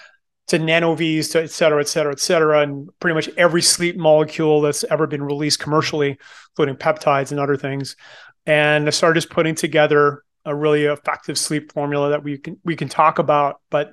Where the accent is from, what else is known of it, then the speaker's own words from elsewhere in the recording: Moncton, New Brunswick, Canada; born there; So I was born in Moncton, New Brunswick, which is on the east coast of Canada, and became really passionate about bodybuilding when I was 16.